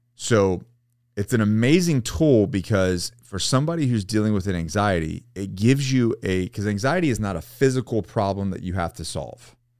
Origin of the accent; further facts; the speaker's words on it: Florida, United States; I grew up in Florida.